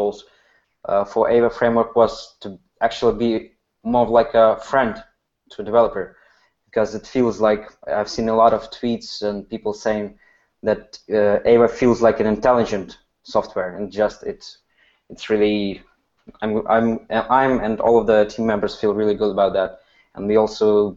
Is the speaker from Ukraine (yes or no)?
yes; Ukraine; I'm from Ukraine